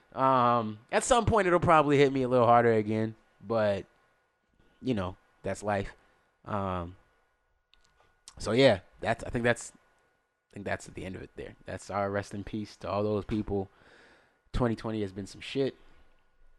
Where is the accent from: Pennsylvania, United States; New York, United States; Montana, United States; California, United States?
Pennsylvania, United States; Philadelphia; as a young kid growing up in Philly